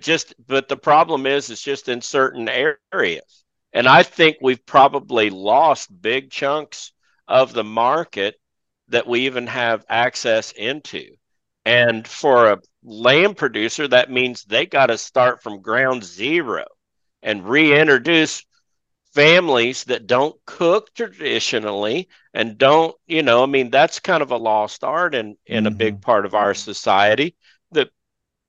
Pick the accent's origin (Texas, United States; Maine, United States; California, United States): Texas, United States; my home state of Texas